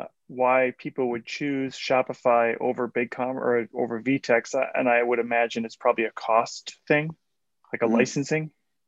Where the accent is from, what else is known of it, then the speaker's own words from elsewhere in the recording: United States; moved away as an adult; now in Mexico; as an American coming into Mexico 7-8 years ago